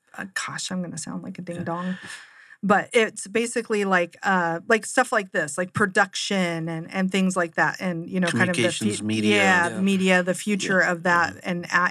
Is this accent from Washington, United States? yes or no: yes; Seattle, Washington, United States; now in Arizona, United States; So growing up in Seattle, a lot of our community colleges had all kinds of aerospace programs because we feed into Boeing